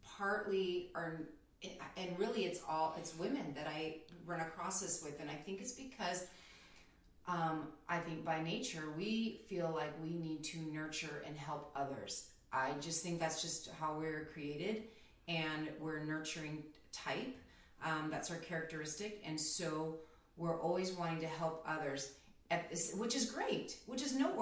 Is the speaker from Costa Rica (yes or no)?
no; Philippines; I'm Filipino, so it's called Filipino time